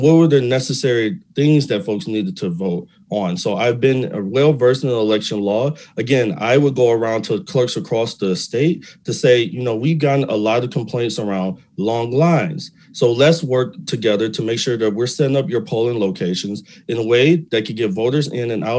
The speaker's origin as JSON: {"language": "English", "town": "Detroit", "region": "Michigan", "country": "United States", "tie": "born or raised there", "said": "I'm a Detroit native, born and raised on the East Side"}